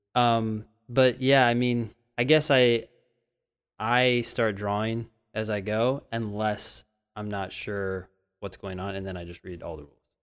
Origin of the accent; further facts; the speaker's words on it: Northern California, United States; I'm from California, but as a Northern Californian, I never really went down to Southern California